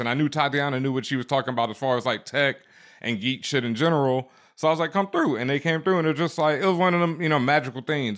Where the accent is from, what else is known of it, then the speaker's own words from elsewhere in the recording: Houston, Texas, United States; moved away as an adult; also born or lived in Cheyenne, Wyoming / Washington, District of Columbia, United States / Los Angeles; now in Brooklyn, United States; I'm originally from Houston, Texas, Third Ward, South ah, Side.